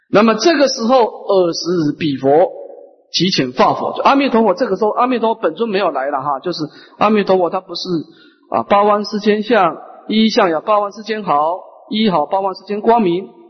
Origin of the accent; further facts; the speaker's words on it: Taiwan; 我们台湾人是很有慈悲心的